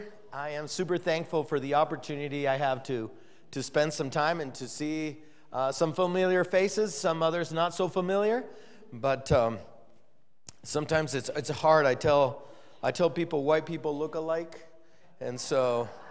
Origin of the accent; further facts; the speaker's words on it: Texcoco, State of Mexico, Mexico; We are from Texcoco, Mexico, which is only about 12 miles away from Mexico City